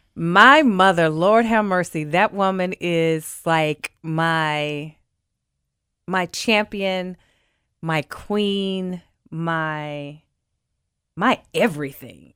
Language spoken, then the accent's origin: English; Memphis, Tennessee, United States; born and raised in Memphis